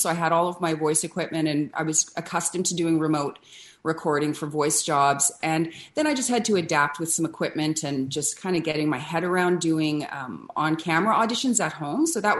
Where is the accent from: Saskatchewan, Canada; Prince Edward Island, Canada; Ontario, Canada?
Ontario, Canada; Ottawa; born there; also born or lived in Vancouver; Well, I'm Canadian born. I was born in Ottawa, but I only lived there for the first few months of my life. And then Vancouver, where I lived until I was 5 or 6 years old.